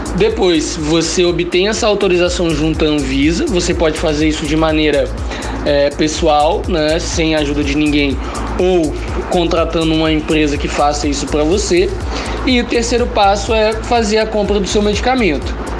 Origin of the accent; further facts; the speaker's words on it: Vitória, Espírito Santo, Brazil; sou natural de Vitória, Espírito Santo